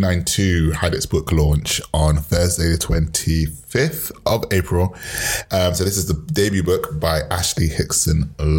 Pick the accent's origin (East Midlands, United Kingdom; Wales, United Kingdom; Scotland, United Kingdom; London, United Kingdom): London, United Kingdom; born or raised there